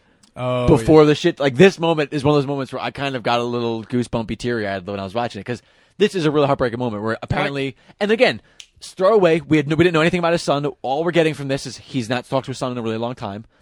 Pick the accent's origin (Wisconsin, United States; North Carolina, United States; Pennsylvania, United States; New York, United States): New York, United States; I'm a New Yorker, and I was there